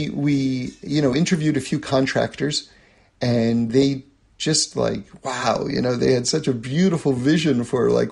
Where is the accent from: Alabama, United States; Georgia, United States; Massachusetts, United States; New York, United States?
New York, United States; New York City; I grew up in New York City. I grew up in an apartment